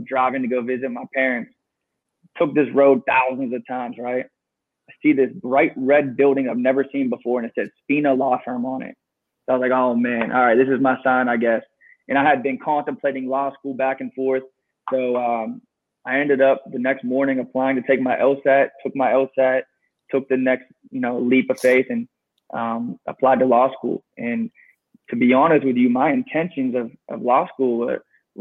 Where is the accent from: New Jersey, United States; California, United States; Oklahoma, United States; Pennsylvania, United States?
Pennsylvania, United States; Pittsburgh; I grew up in Pittsburgh, very humble beginnings